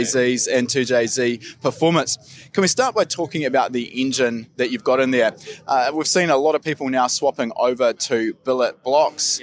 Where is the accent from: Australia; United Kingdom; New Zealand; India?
New Zealand; we're Kiwi